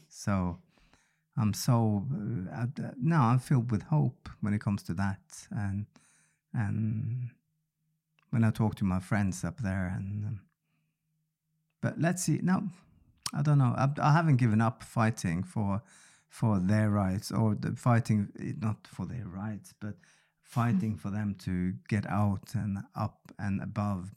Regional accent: Bodø, Nordland, Norway; accent: Bodø dialect, Nordland dialect; first language Norwegian; English is a second language; I was from Buda

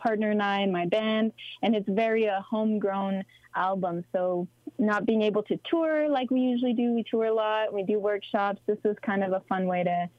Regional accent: Sudbury, Ontario, Canada; first language French; English is a second language; moved away as an adult; also born or lived in Toronto; my mom's French and my dad's Abenaki. So I grew up in Sudbury, and our home community is Odenak, which is just north of Montreal in Quebec. And unfortunately, I didn't grow up on my home reserve

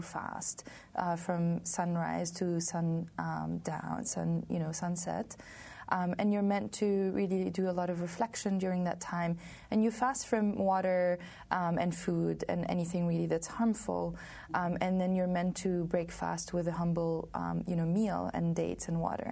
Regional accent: Côte d’Ivoire; moved away as an adult; also born or lived in Lebanon; now in United States; I came from Lebanon. I grew up in Ivory Coast.

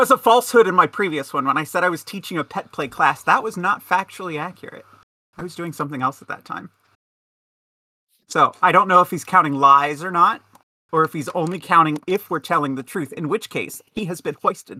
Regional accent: Kansas, United States; moved away as an adult; now in Detroit, United States; I'm from Kansas. I escaped Kansas in 2018. I lived there for my entire life

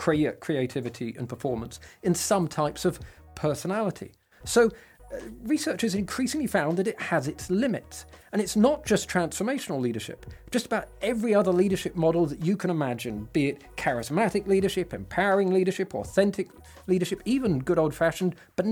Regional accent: England, United Kingdom; I'm English

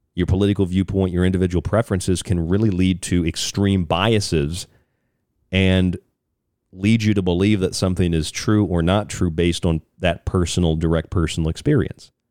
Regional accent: Florida, United States; moved away; I'm from Florida

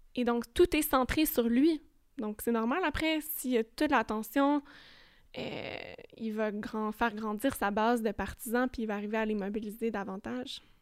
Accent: Longueuil, Quebec, Canada; chez nous à Longueuil

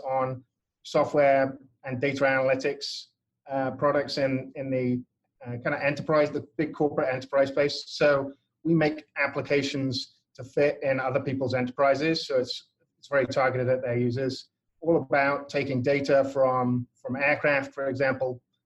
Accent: England, United Kingdom; moved away as an adult; now in United States; I come from England originally. You can probably tell from my slightly odd accent

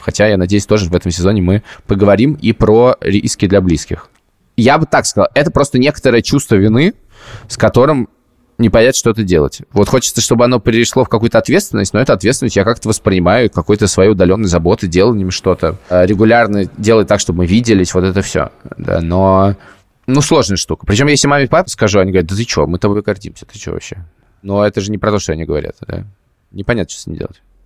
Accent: Russia; moved away; я из России.

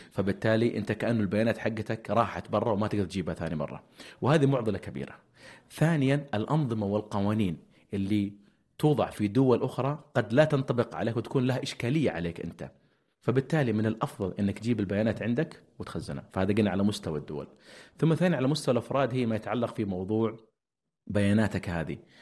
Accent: Saudi Arabia; عندنا في السعوديه

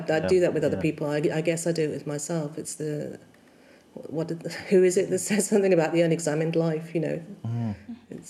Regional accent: Vale of the White Horse, Berkshire, South East England, United Kingdom; now in Manchester, United Kingdom; I was born in the Vale of the White Horse in Berkshire.

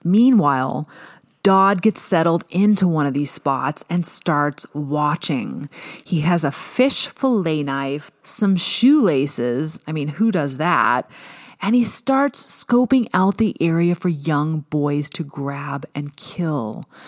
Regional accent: Washington, United States; my home state of Washington

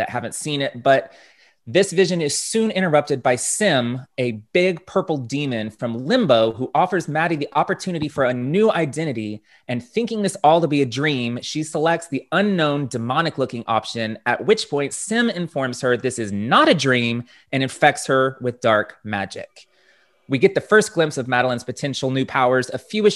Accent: Dallas, Texas, United States; here in my hometown of Dallas, Texas

